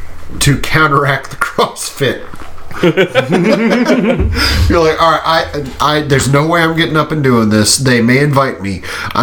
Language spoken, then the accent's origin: English; the South, United States; I'm from the South.